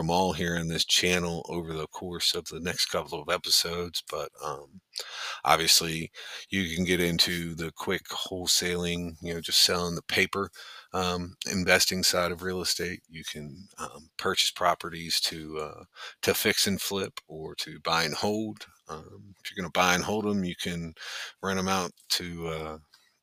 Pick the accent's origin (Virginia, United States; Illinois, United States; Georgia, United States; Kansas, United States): Virginia, United States; Richmond; now in Morgantown, United States; I was originally from Richmond, Virginia